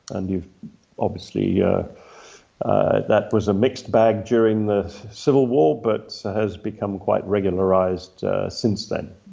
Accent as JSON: {"language": "English", "region": "Copperbelt Province", "country": "Zambia", "tie": "born there", "said": "I was born in Zambia on the Copper Belt."}